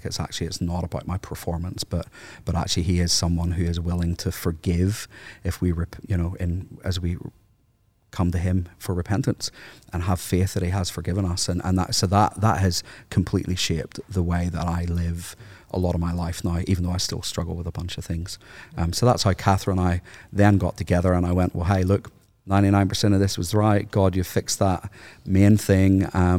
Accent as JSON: {"language": "English", "country": "Ireland", "tie": "born or raised there", "said": "Because growing up in Ireland, no offense, by the way, for all of the Anglicans in the room."}